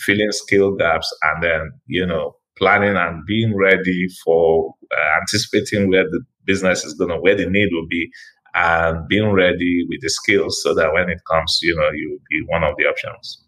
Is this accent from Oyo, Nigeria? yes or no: no; Asaba, Delta, Nigeria; now in Lagos, Nigeria; I'm originally from uh, a town by the River Niger called Asaba